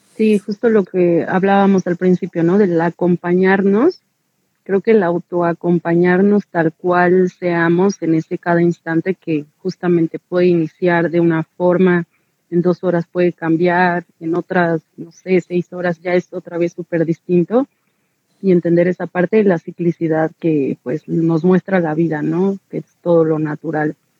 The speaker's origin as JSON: {"language": "Spanish", "country": "Mexico", "said": "como mexicanas"}